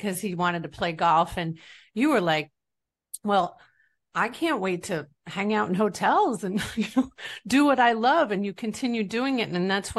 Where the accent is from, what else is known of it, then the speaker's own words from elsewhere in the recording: New York, United States; now in Florida, United States; and I'm from New York